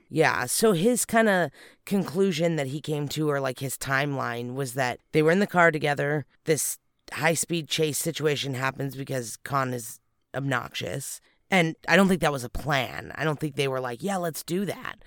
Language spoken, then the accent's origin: English; California, United States; where we're from